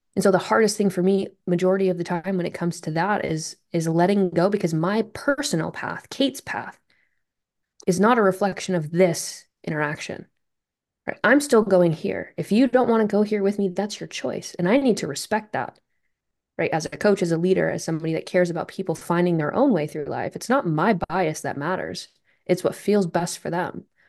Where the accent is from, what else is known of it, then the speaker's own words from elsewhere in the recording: Vermont, United States; I'm from Vermont. And I just, you know, I didn't grow up in a very super competitive, highly athletic place